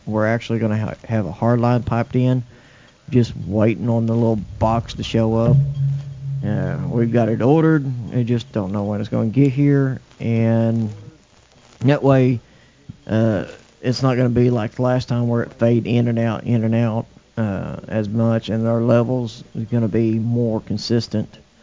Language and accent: English; Oklahoma, United States; also born or lived in Bemidji, Minnesota; We moved from Bemidji, Minnesota, back to my hometown, Braden, Oklahoma.